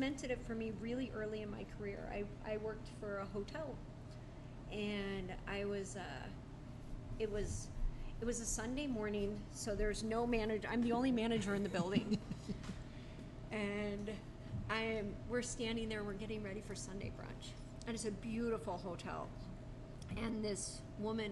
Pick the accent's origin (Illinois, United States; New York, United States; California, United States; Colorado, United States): Illinois, United States; suburbs of Chicago; now in Arizona, United States; I grew up in the suburbs of Chicago